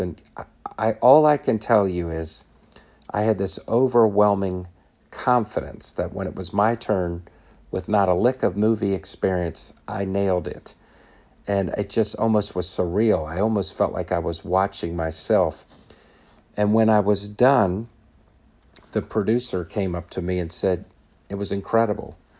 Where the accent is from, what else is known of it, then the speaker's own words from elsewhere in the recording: Washington, District of Columbia, United States; I was born on Capitol Hill